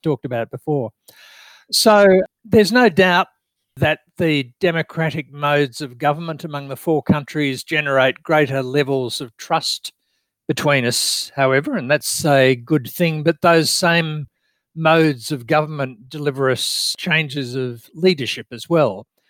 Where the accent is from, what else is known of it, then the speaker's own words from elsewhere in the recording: Australia; I'm an Australian